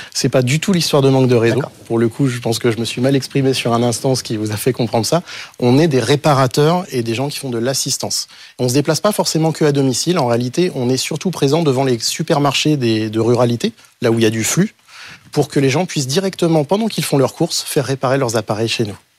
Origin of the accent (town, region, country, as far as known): Breuil-le-Sec, Hauts-de-France, France